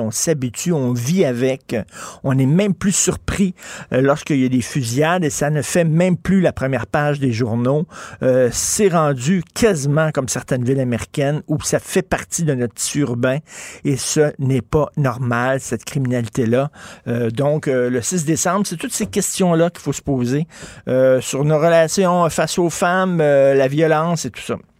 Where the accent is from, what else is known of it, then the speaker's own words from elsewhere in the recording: Montreal, Quebec, Canada; j'ai grandi à Verdun